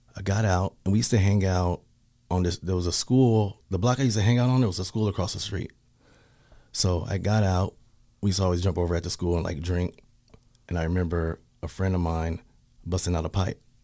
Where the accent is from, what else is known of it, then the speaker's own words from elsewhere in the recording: Pasadena, California, United States; moved away; also born or lived in Portland, Oregon; I'm from Pasadena